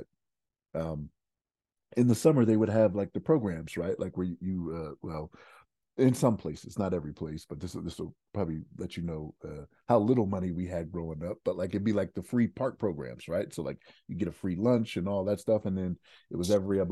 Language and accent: English; Maryland, United States; now in Denver, United States; So like I'm from Maryland